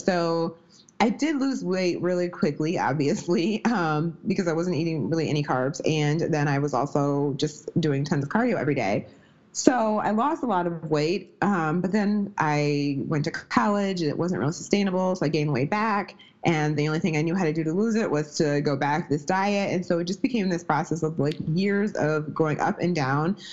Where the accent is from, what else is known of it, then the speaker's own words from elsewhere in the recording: Midwest, United States; also born or lived in Wisconsin; I'm from the Midwest. I live in Wisconsin right now